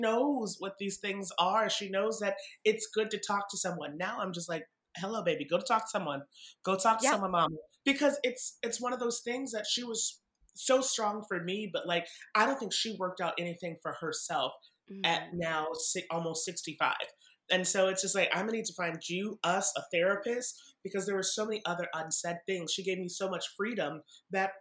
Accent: Massachusetts, United States; I grew up in Massachusetts.

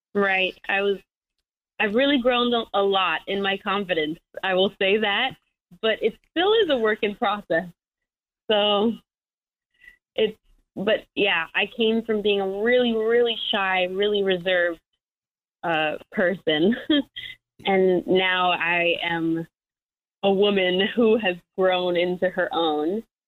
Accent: New York City, New York, United States; also born or lived in Michigan; I'm already from New York City.

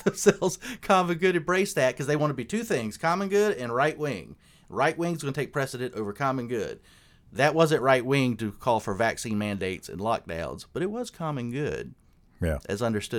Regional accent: South Carolina, United States; I'm from South Carolina

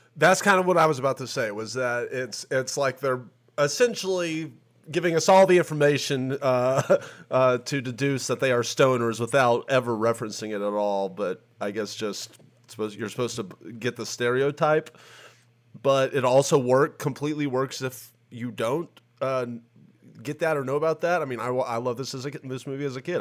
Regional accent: Tennessee, United States; I'm from Tennessee

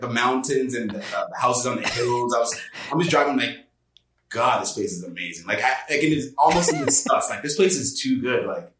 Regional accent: Toronto, Ontario, Canada; moved away as an adult; also born or lived in Montreal / Chicago / Minnesota; now in Los Angeles, United States; I remember me growing up back when I was like 10, 11, we didn't have teams like Toronto FC to look forward to and be like, hey, there's a team in my city that's playing professional soccer.

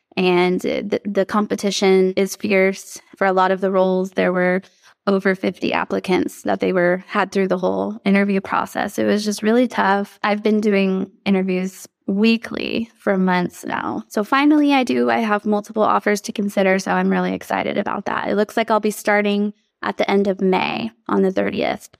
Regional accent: Texas, United States; I grew up here in Texas

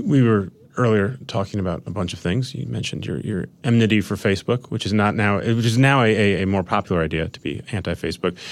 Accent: Minnesota, United States; Suburban Minnesota

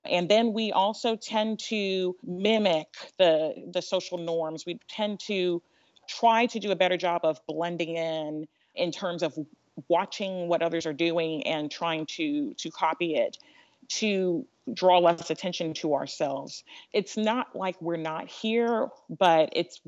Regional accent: United States; I'm African American. I'm also of African descent. My parents are African immigrants

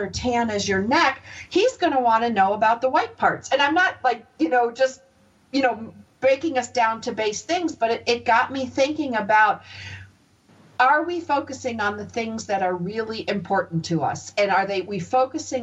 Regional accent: United States; moved away; also born or lived in Los Angeles; I grew up near the Canadian border in a real small town

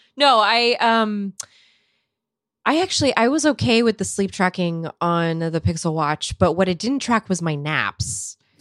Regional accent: California, United States; moved away; as a Californian

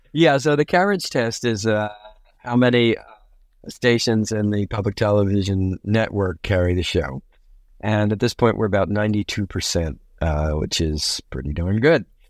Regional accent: Baltimore, Maryland, United States; also born or lived in Nagoya, Japan; I grew up in Baltimore, Maryland.

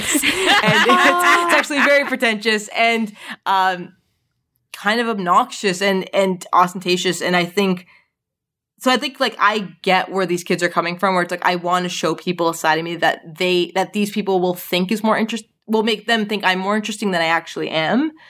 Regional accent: Canada; growing up in Canada

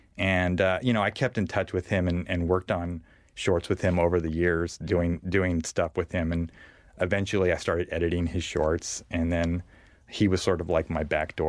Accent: Bakersfield, California, United States; I grew up in Bakersfield, but we would get a channel from L.A. called KTLA, Channel 5.

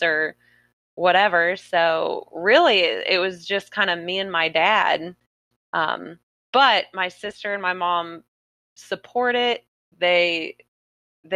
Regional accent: South Florida, United States; I'm born and raised in South Florida

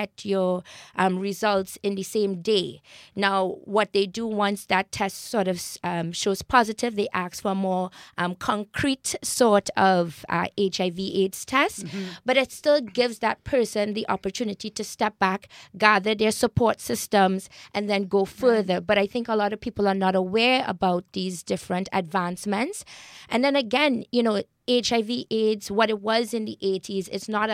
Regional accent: Trinidad & Tobago; now in Toronto, Canada; I grew up in Trinidad, which is a highly multicultural you know, society.

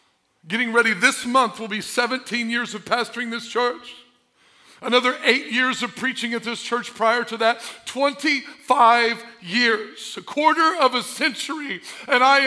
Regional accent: Albion, Illinois, United States; I'm from Albion

